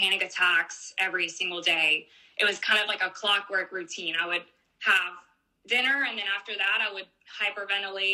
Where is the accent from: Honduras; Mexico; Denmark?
Mexico; now in United States; now that I've moved to the United States, we do talk about it more because it's more part of the culture here than it is in our, you know, my home country